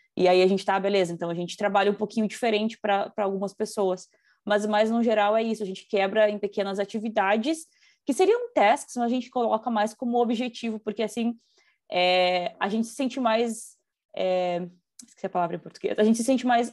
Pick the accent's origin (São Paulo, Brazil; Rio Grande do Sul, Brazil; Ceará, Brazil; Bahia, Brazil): Rio Grande do Sul, Brazil; moved away as an adult; now in Toronto, Canada; eu sou acostumada com a cultura gaúcha, sou gaúcha